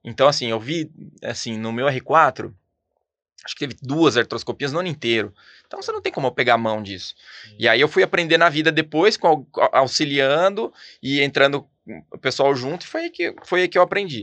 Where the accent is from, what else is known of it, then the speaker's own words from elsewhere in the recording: Ribeirão Preto, São Paulo, Brazil; moved away as an adult; now in São José dos Campos, Brazil; eu sou de Ribeirão Pretano